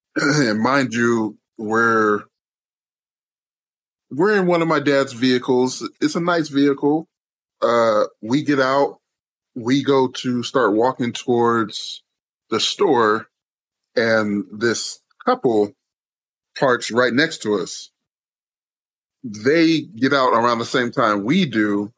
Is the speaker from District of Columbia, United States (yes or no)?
no; California, United States; I'm from California.